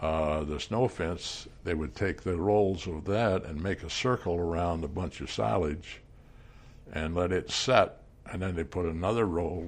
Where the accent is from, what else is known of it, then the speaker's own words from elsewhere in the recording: Manhattan, Kansas, United States; I was born in Manhattan.